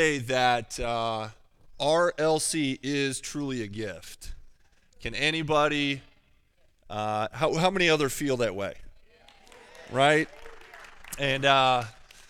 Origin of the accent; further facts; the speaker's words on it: Wisconsin, United States; moved away; also born or lived in North Carolina; I'm originally from Wisconsin